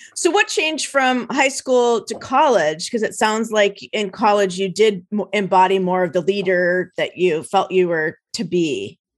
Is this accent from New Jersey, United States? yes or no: yes; New Jersey, United States; I'm an East Coast gal. I grew up in New Jersey